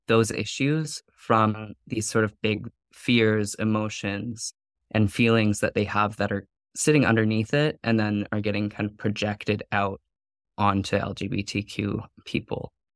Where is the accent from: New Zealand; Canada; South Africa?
Canada; Vanderhoof, British Columbia; moved away; I grew up in Vanderhoof